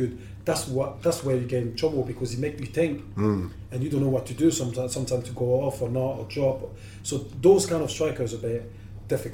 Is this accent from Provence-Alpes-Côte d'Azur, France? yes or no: no; Paris, Île-de-France, France; now in England; I was born in Paris